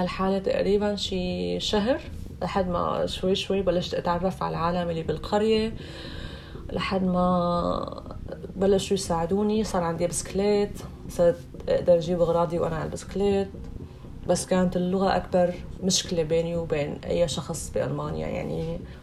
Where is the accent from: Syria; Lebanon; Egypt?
Syria; moved away as an adult; now in Germany; انا مثلا جاي من سوريا من بلاد العدم